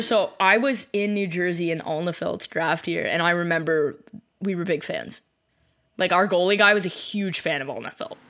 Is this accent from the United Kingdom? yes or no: no; Canada; we're both Canadian